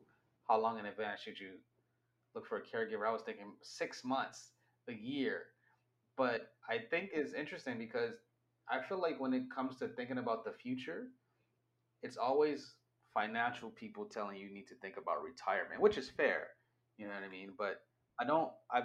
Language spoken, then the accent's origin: English; United States; now in Canada; I'm an American that moved to Canada